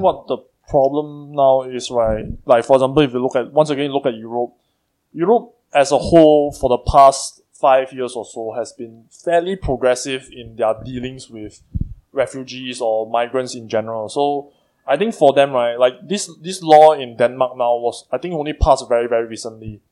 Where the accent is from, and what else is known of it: Singapore